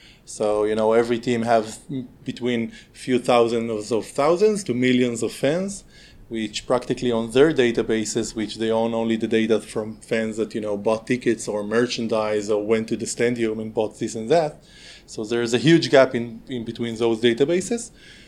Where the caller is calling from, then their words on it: Northern District, Israel; At the moment, I'm at home in the environment in Israel, in the upper north of the country, in the upper Galilee, it's called. I live in a kibbutz